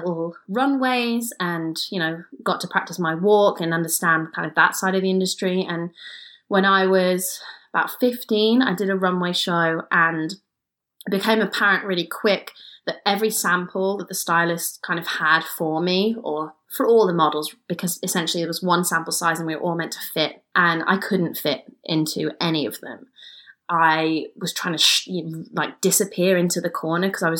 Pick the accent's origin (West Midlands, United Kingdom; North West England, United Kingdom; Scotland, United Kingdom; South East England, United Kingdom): West Midlands, United Kingdom; Kidderminster; I'm from Kidderminster, England